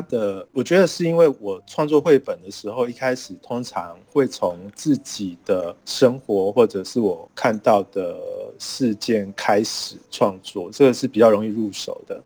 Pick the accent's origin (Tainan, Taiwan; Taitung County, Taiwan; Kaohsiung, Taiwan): Tainan, Taiwan; 我也是台南人